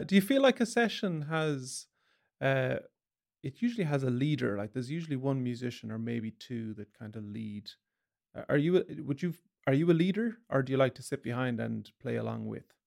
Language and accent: English; Galway, Connacht, Ireland; I was from the country, I was from Galway